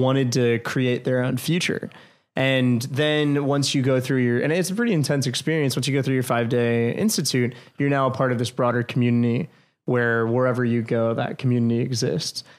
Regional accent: New York, United States; moved away as an adult; now in Washington, D.C., United States; I came back to New York

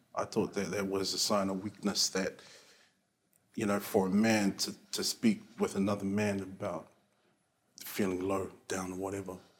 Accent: Auckland, New Zealand; I am uh, Niuean, Cook Island, um, born and raised in South Auckland.

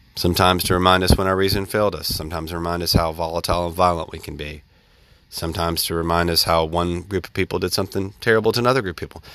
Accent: central Alabama, United States; I grew up in the South. I grew up in the, you know, the mid, mid, uh, s-, part of, uh, the state of Alabama

